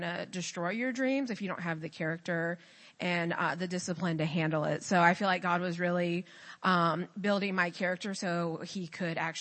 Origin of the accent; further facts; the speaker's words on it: Georgia, United States; I'm from Georgia.